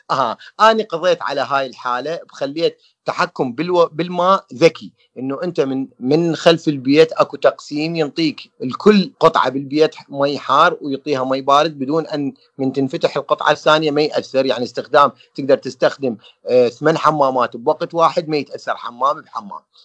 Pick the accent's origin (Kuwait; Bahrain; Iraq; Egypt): Iraq; احنا عراقيين